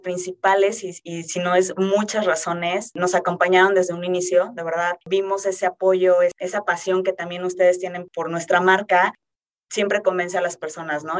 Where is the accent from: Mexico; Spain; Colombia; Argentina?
Mexico; Querétaro; yo soy de Querétaro